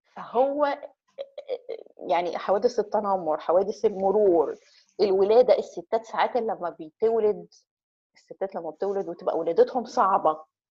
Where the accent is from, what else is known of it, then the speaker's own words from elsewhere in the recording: Egypt; احنا كمصريين